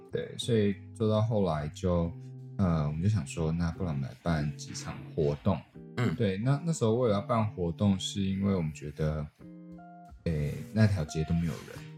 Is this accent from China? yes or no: no; Taiwan; now in Kinmen, Taiwan; 其实我小时候在台湾长大的